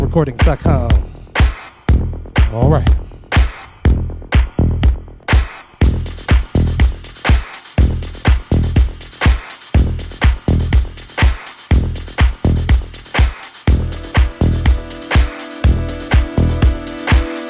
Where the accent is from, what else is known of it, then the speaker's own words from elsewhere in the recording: Missouri, United States; now in South Korea; I am from Missouri, from the backwoods